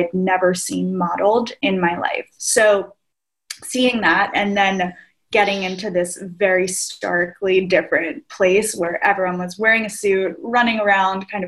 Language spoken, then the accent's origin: English; outside of New York City, United States; I grew up outside of New York City to parents of my parents immigrated here from Greece